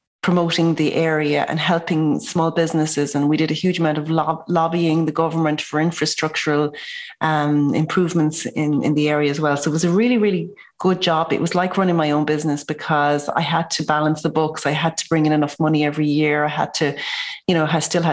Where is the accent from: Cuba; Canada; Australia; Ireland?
Ireland; Enniscrone, Connacht; moved away as an adult; also born or lived in Dublin; I'm from Enniscrone, County Sligo